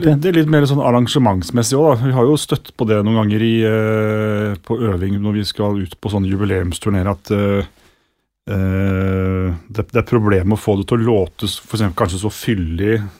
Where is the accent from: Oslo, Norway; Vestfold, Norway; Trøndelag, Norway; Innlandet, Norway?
Vestfold, Norway; Sandefjord; Sandefjord, der jeg er fra